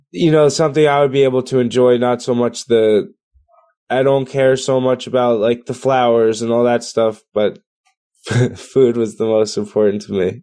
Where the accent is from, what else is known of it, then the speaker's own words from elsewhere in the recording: Spring Lake, New Jersey, United States; I grew up in the Jersey Shore in, in Spring Lake, New Jersey